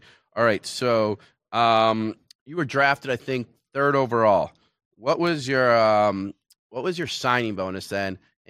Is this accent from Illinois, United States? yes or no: no; Michigan, United States; I mean, I'm from Michigan